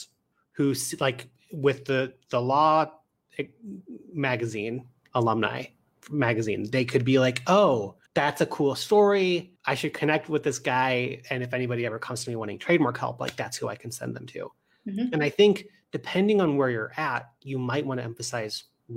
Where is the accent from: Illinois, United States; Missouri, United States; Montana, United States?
Missouri, United States; St. Louis; now in Chicago, United States; I live here in Chicago, but I'm from St. Louis